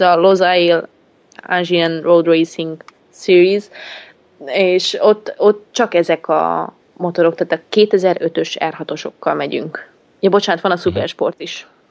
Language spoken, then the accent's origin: Hungarian; Great Hungarian Plain, Hungary; Hát alföldi lány vagyok